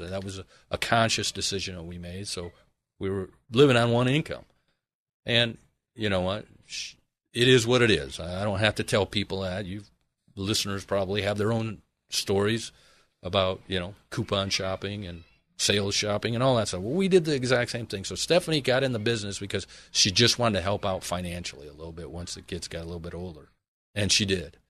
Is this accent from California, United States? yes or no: no; Michigan, United States; now in Arizona, United States; originally I am from Michigan, proudly